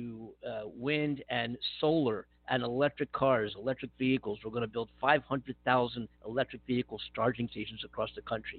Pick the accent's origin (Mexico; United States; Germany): United States; Philadelphia, Pennsylvania; home state of Pennsylvania, where I was born and raised just a few years ago